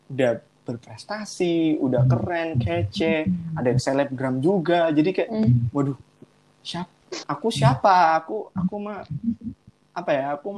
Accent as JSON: {"language": "Indonesian", "town": "Manado", "region": "North Sulawesi", "country": "Indonesia", "said": "kan aku dari anak daerah nih aku ah, dari Manado aku dari Manado jadi"}